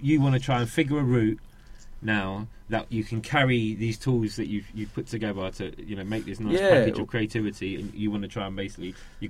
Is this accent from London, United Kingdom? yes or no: yes; London, United Kingdom; I love my city to bits, but it's really not my city anymore. It's changed an awful lot.